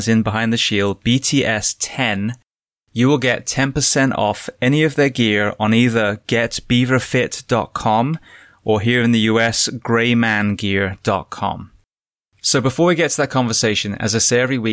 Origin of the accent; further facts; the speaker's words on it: United Kingdom; moved away; where I was born in the UK